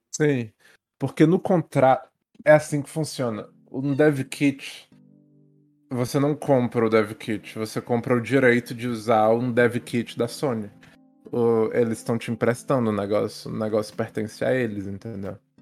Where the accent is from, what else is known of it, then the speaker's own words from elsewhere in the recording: France; Portuguese is a second language; moved away; eu sou francês